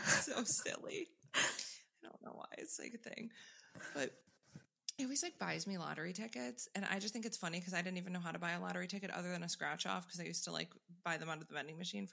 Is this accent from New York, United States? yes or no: yes; New York, United States; now in Florida, United States; I grew up in New York and now live in Florida